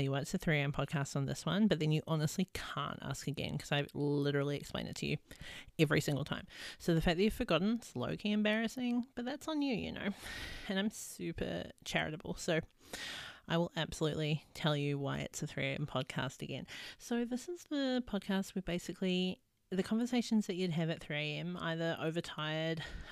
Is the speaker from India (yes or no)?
no; New Zealand; now in Australia; I live in Australia. I'm from New Zealand.